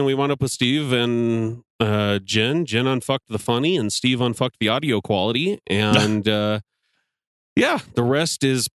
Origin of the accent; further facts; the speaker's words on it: Canada; now in Wyoming, United States; I'm Canadian and wound up here by accident.